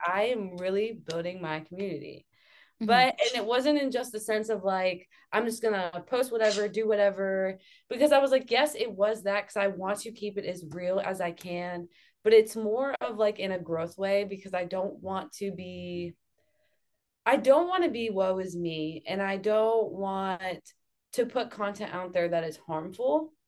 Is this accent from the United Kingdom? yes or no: no; Akron, Ohio, United States; moved away as an adult; also born or lived in Youngstown, Ohio / Pittsburgh, Pennsylvania; I moved from Akron to Youngstown because I went to Youngstown State.